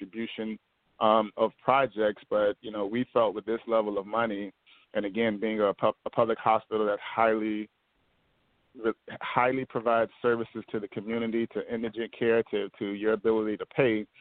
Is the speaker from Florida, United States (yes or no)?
yes; Miami, Florida, United States; also born or lived in Nashville, Tennessee; I am a South Florida guy that was born and bred in the Miami-Dade County area through lower education, high school education